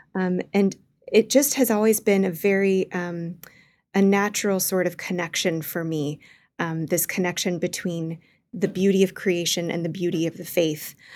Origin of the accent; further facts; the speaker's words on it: Wichita, Kansas, United States; moved away; growing up in Wichita, Kansas